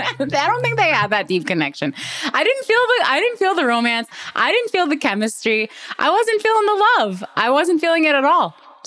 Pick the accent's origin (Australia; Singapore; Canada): Canada; moved away; also born or lived in New York City; my fellow Canadian Celine Song.